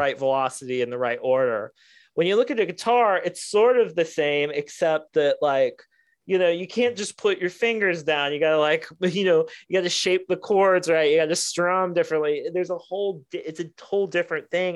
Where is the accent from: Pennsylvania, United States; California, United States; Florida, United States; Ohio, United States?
Ohio, United States; Midwestern, I'm from Ohio